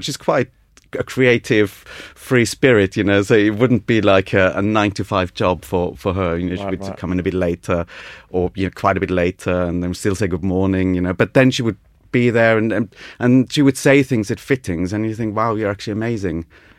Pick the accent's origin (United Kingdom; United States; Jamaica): United Kingdom; I'm a British student, so I obviously know what I'm doing. So this is a very new thing for them. Everyone else was Italian.